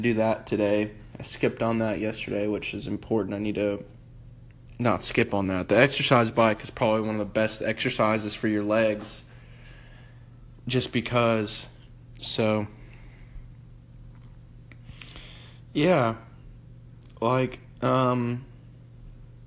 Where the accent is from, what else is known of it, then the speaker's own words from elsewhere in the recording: United States; I'm from America